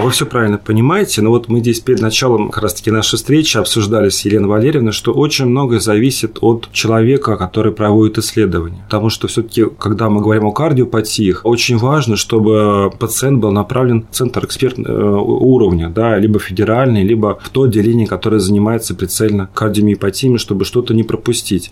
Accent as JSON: {"language": "Russian", "region": "Moscow", "country": "Russia", "said": "мы, москвичи"}